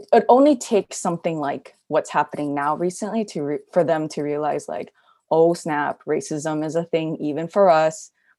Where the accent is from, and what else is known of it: Hawaii, United States; born or raised there